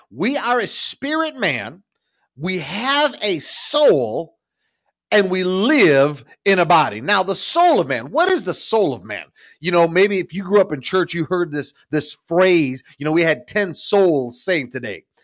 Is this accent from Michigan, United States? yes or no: yes; Ownedale, Michigan, United States; I grew up in a little town called Ownedale, Michigan